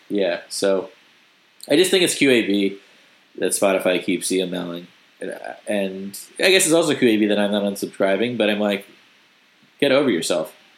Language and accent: English; United States; accent: American; my accent I clearly have you know like an American accent